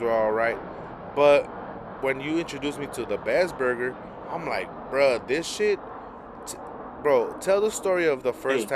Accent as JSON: {"language": "English", "town": "Los Angeles", "region": "California", "country": "United States", "tie": "born or raised there", "also_born_or_lived": "South Central, Los Angeles", "said": "I grew up in Boyle Heights"}